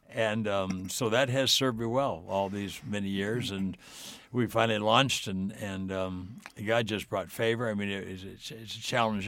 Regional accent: Southern California, United States; I grew up in Southern California.

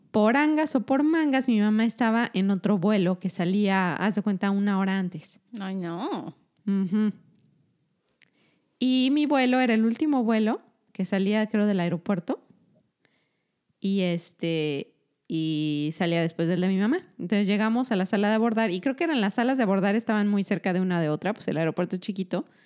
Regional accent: Mexico; Yo soy mexicana.

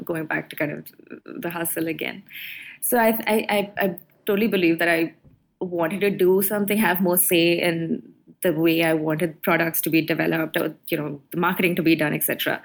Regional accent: Mumbai, Maharashtra, India; moved away as an adult; now in Singapore; grow up in Bombay

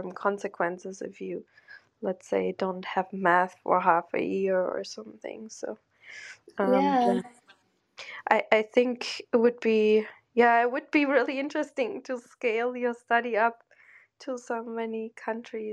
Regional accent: Germany; I grew up in Germany

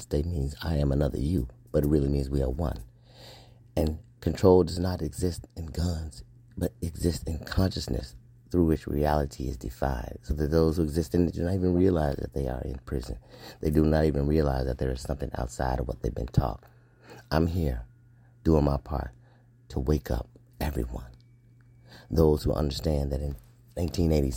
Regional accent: United States; I am an American, black man, American, Scorpio Marine officer

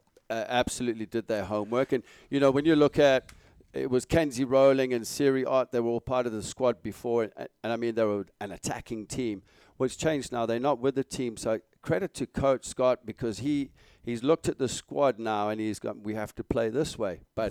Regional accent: Malawi; English is a second language; You don't want to know mine growing up in Malawi.

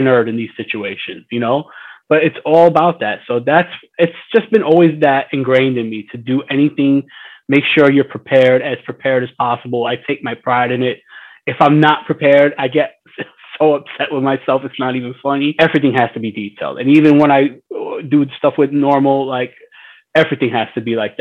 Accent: New York City, New York, United States; I was born in Mount Sinai, but I was created here, and I've been here predominantly my whole life

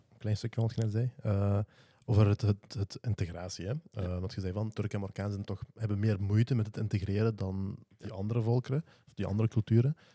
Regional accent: Limburger, Flanders, Belgium; dan zeg ik ook dat ik een Turk ben, hè, dat ik een Limburger ben.

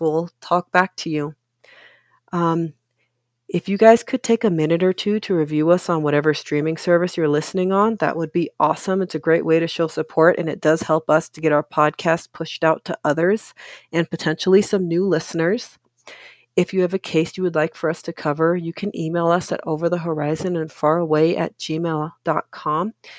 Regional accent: Oakland, California, United States; also born or lived in Richmond, California; I'm originally from California. I grew up mostly in Oakland, but I also spent around half my childhood in Richmond

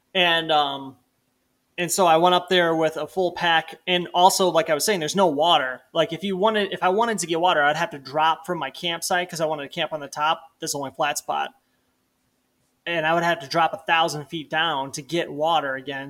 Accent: Illinois, United States; moved away as an adult; now in Missoula, United States; I, like, moved out from Illinois growing up in the Midwest to Montana

